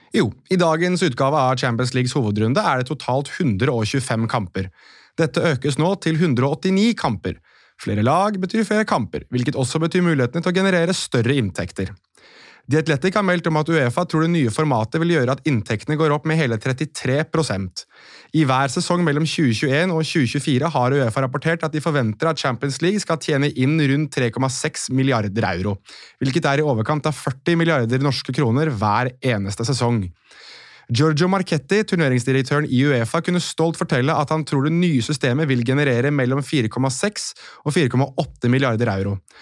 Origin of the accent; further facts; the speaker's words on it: Norway; oss her hjemme i Norge